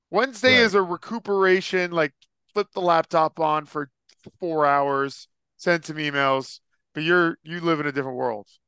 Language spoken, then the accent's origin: English; Las Vegas, Nevada, United States; I growing up in Vegas, like I don't know who his NBA team was.